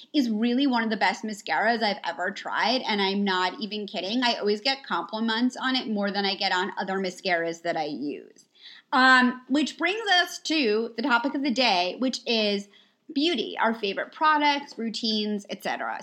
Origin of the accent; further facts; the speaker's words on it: New York, United States; moved away as an adult; also born or lived in United Kingdom; now in Los Angeles, United States; we're both originally from New York